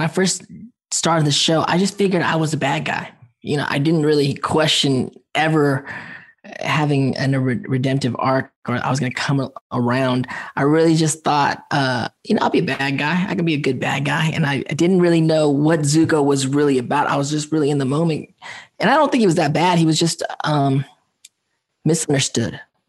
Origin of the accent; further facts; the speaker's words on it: Philippines; Okay, well, one of my personal favorite random facts is, well, I'm Filipino.